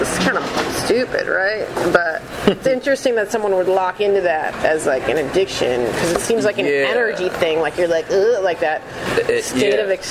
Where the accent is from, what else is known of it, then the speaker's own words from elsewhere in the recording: Detroit, Michigan, United States; moved away; I grew up suburbs of Detroit